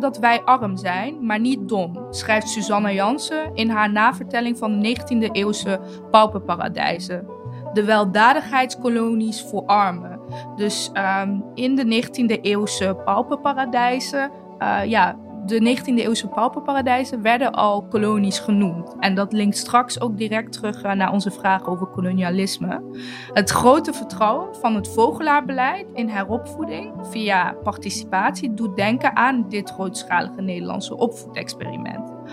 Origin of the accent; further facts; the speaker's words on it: Eindhoven, North Brabant, Netherlands; Ik ben bijvoorbeeld opgegroeid in Jagershoef